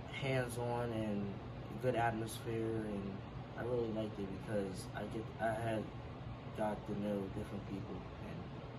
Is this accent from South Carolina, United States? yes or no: yes; South Carolina, United States; My sport is football and basketball, and I'm from South Carolina.